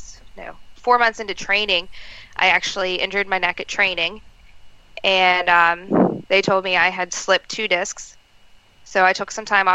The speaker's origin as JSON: {"language": "English", "town": "Moorefield", "region": "West Virginia", "country": "United States", "tie": "born or raised there", "said": "I was actually wrestling in my hometown of Moorefield, West Virginia"}